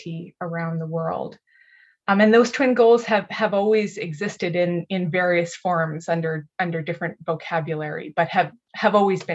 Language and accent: English; Canada; in Canada, where I'm from